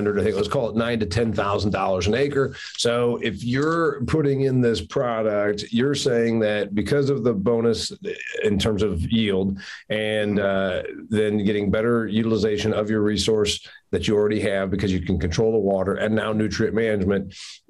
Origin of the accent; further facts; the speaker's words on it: Indiana, United States; my home state of Indiana